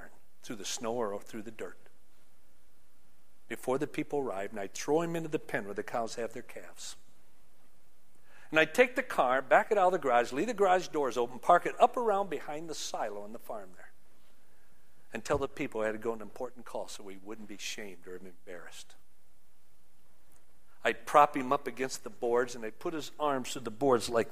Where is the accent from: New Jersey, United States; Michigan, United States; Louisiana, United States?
Michigan, United States; Union City; growing up in Union City, Michigan